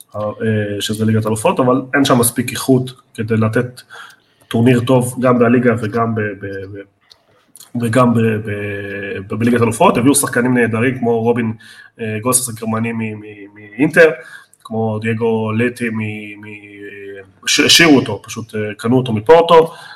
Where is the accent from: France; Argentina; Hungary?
Argentina; בתור ארגנטינאי אני